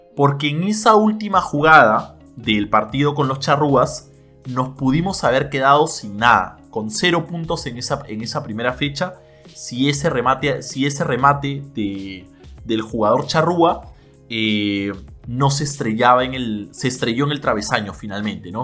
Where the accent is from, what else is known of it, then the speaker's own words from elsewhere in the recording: Peru; nosotros como peruanos